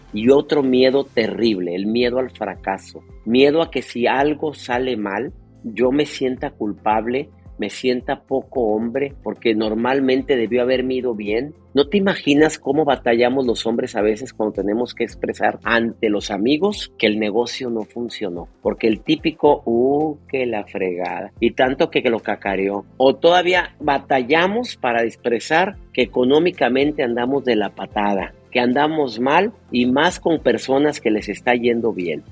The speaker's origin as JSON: {"language": "Spanish", "country": "Mexico", "tie": "born or raised there", "moved": "yes", "lives_now": "California, United States"}